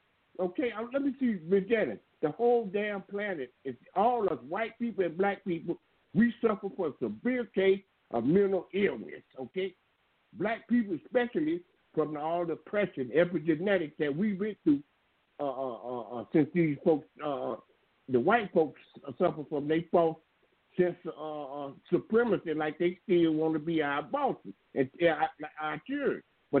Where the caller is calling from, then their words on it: outside Atlanta, Georgia, United States; I'm calling from right outside of Atlanta. Yeah, it's Atlanta.